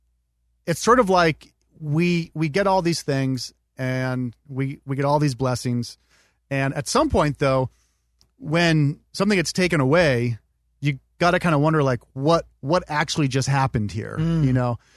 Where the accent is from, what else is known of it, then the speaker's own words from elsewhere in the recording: California, United States; I grew up in California